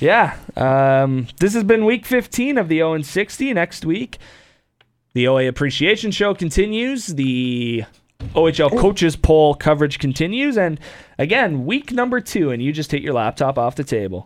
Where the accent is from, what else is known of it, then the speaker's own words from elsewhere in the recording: Windsor, Ontario, Canada; growing up in Windsor